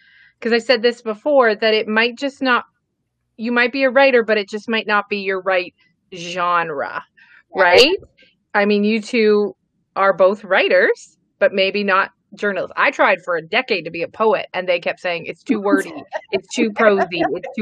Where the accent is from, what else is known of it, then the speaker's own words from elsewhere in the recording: Vancouver, British Columbia, Canada; now in Alberta, Canada; I grew up in Vancouver and then I've lived in Alberta.